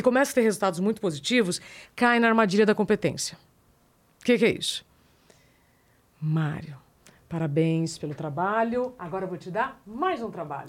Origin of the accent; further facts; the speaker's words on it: northern Paraná, Brazil; moved away; eu sou do Paraná, sou lá do norte do Paraná